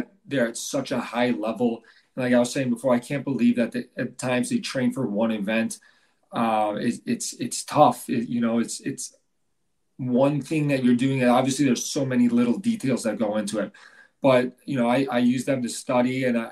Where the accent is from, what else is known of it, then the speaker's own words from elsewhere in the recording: Illinois, United States; moved away as an adult; now in Sun Prairie, United States; my hometown's only about 2 hours away in Illinois